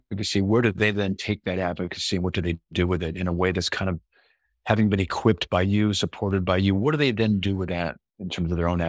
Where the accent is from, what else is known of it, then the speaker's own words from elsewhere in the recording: Los Angeles, California, United States; I'm from Los Angeles originally and been away for a while, but that's where I grew up.